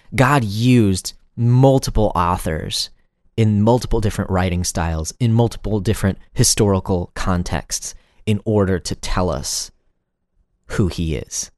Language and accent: English; United States; first language English; we as English-speaking Americans